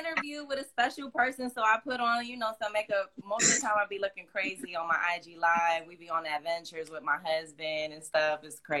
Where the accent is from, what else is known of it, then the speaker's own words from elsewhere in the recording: New York City, New York, United States; moved away as an adult; now in Los Angeles, United States; I grew up in Harlem. I have family in the Bronx. I have family in Washington Heights. So I'm I'm a New York City girl.